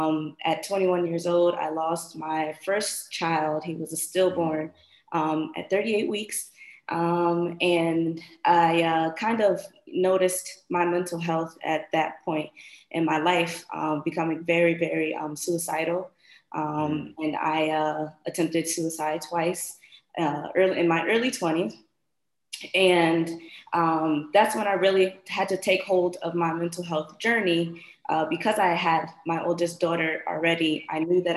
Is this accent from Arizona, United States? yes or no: no; Bridgeport, Connecticut, United States; moved away as an adult; now in Florida, United States; I am originally from Bridgeport, Connecticut, recently relocated to Florida.